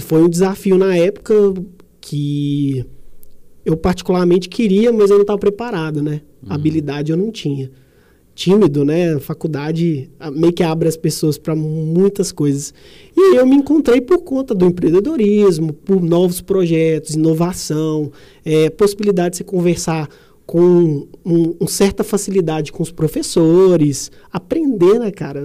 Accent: Sete Lagoas, Minas Gerais, Brazil; also born or lived in São Paulo; Nasci em Sete Lagoas, tenho 32 anos

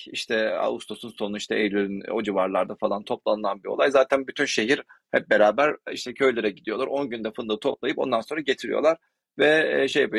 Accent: Ordu, Turkey; also born or lived in Netherlands; ben Orduluyum.

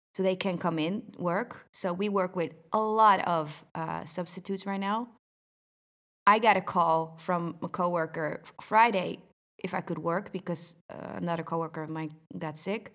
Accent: Netherlands; I'm from the Netherlands

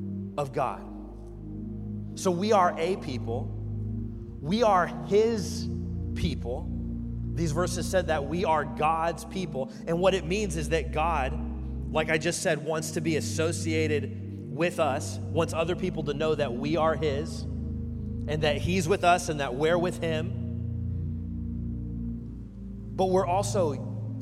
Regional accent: Kansas, United States; moved away; I'm from Kansas

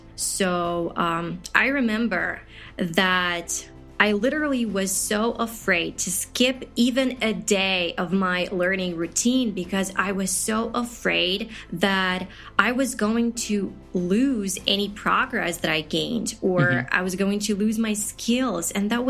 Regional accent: Ukraine; first language Ukrainian; English is a second language; my native Ukrainian language

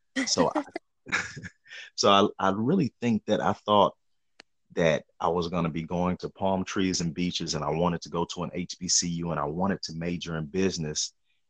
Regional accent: Shaker Heights, Ohio, United States; moved away; also born or lived in Chicago; I'm from Cleveland.

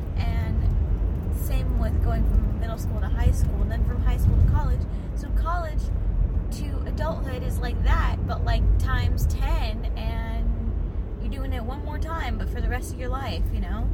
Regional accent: San Jose, California, United States; I am from the Bay Area, California, San Francisco Bay Area, but not San Francisco itself. Uh, a city called San Jose

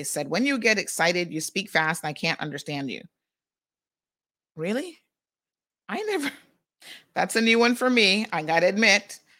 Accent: Tampa, Florida, United States; now in Cayman Islands; I grew up in Tampa. That's my old stomping grounds.

